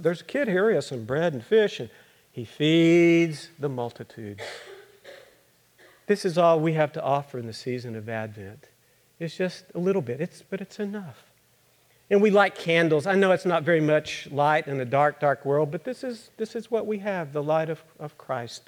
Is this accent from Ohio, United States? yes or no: no; Austin, Texas, United States; I'm from Austin